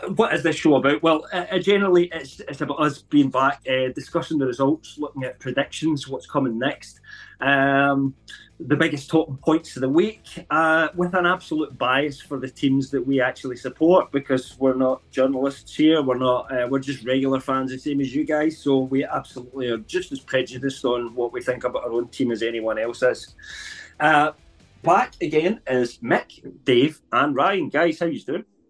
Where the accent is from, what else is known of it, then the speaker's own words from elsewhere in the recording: England, United Kingdom; officially I'm English